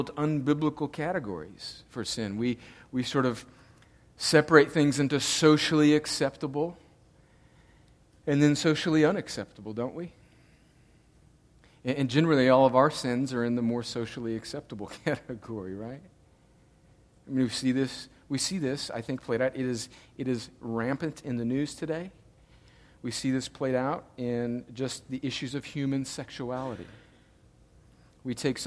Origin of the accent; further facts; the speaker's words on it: El Centro, California, United States; we grew up right on the Mexican border, El Centro, California